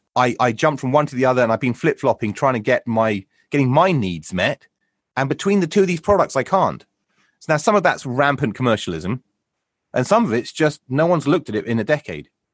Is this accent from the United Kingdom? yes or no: yes; United Kingdom; we're British. We're British guinea pigs